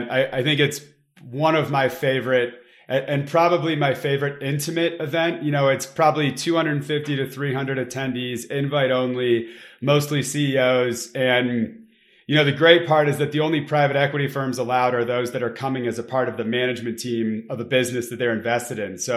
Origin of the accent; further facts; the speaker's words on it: Detroit, Michigan, United States; so I you know m- moved around a, a, a fair amount as a kid, but consider myself to be from the Detroit suburbs of Michigan